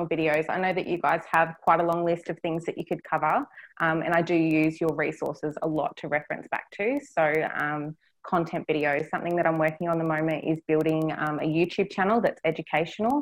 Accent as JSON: {"language": "English", "town": "Cairns", "region": "Queensland", "country": "Australia", "tie": "born or raised there", "said": "I'm born and raised in Cairns, so this is my hometown."}